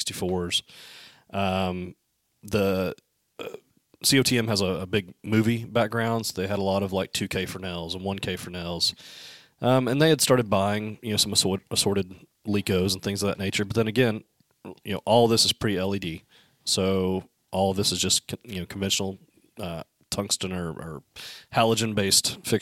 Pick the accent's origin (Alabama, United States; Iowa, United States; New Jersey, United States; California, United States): Alabama, United States; I'm from Alabama